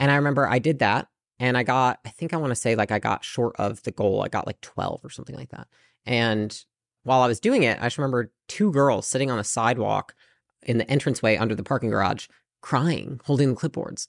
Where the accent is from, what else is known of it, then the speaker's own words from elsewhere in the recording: Portage, Michigan, United States; moved away as an adult; also born or lived in California; So I lived in Portage, Michigan, pretty small town.